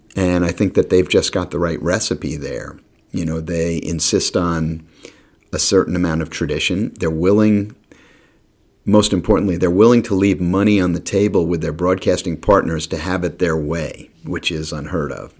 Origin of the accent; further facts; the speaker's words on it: New York, United States; moved away as an adult; also born or lived in Maryland; I came from New York